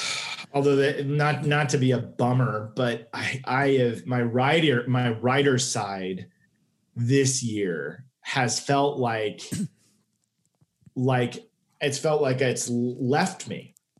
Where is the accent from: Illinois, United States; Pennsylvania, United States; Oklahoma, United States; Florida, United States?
Oklahoma, United States; Tulsa; moved away as an adult; now in Los Angeles, United States; I grew up in Tulsa and the in the suburbs